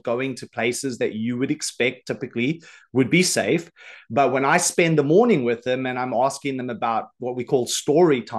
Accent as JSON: {"language": "English", "country": "South Africa", "moved": "yes", "lives_now": "Isle of Man", "said": "I'm originally from South Africa. So, I live on the Isle of Man now"}